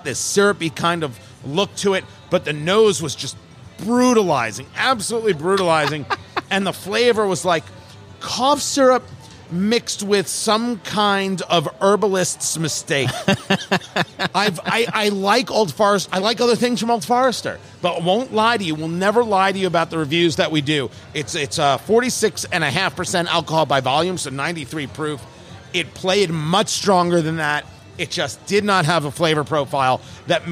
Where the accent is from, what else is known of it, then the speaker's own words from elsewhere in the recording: New Jersey, United States; I grew up in Jersey.